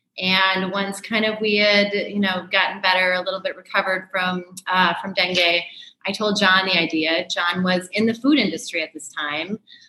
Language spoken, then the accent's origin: English; St. Paul, Minnesota, United States; moved away as an adult; I grew up in St. Paul, Minnesota.